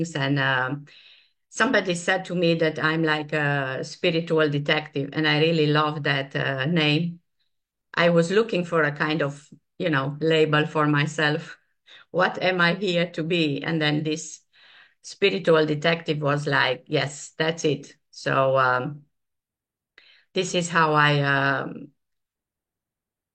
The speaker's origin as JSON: {"language": "English", "region": "Transylvania", "country": "Romania", "tie": "born or raised there", "moved": "yes", "said": "the place I was born. I was born in Transylvania"}